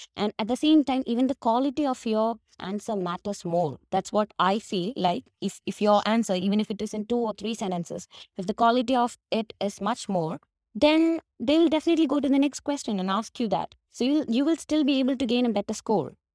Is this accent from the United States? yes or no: no; Kerala, India; accent: Indian; English is a second language; I'm from Kerala, which is a tiny part of God's, you know, God's country, India